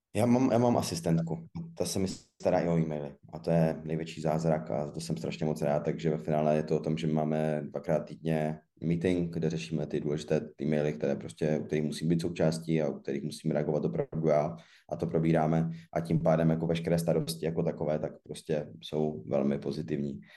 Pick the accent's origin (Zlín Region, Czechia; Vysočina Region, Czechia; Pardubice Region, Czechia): Zlín Region, Czechia; Zlín; jsem ze Zlína, což prostě beru jako město Obuvy